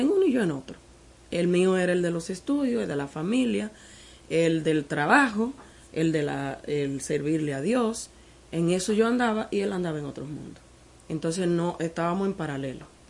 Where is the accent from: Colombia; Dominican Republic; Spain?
Dominican Republic; Partido, Dajabón; also born or lived in Santiago de los Caballeros; nosotros somos de partido de Jabón